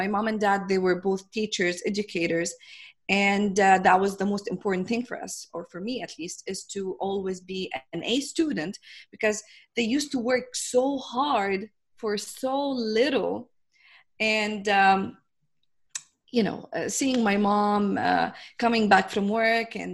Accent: Jordan; I come from Jordan, which is this tiny country in the Middle East.

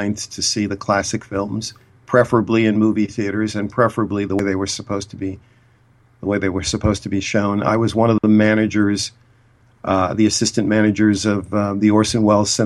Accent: Boston, Massachusetts, United States; also born or lived in Cambridge, Massachusetts; I'm from Boston

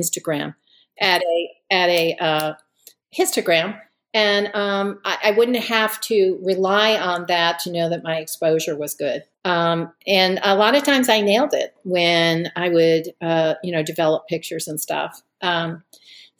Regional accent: Connecticut, United States; moved away as an adult; also born or lived in Charlottesville, Virginia / Missoula, Montana; I was raised in Connecticut

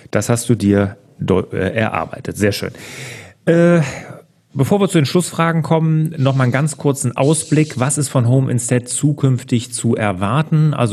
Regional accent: Cologne, North Rhine-Westphalia, Germany; Ich bin auch Kölner oder Rheinländer. Ich komme ja hier aus dem Speckgür

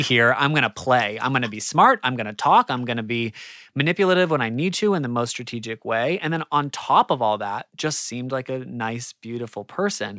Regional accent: Australia; as an Australian

